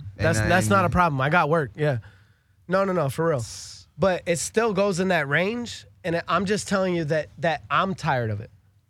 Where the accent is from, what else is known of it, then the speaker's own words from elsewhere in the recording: California, United States; Hey, I'm from California, but you know Texas is the outlaw's home.